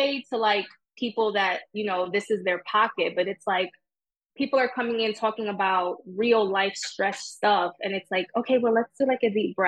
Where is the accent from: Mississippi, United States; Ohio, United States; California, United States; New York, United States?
New York, United States; New York City; I grew up in Jamaica, Queens